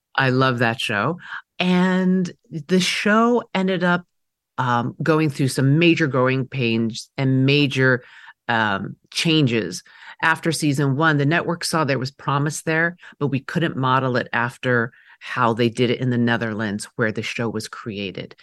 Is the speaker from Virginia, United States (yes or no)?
no; New York City, New York, United States; first language Mandarin; English is a second language; I was growing up in Queens, New York, in the seventies